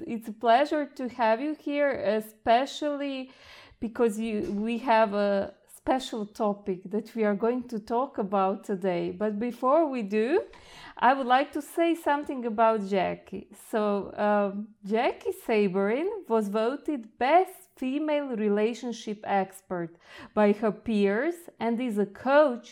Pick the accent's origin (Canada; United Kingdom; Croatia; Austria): Croatia; I come from Croatia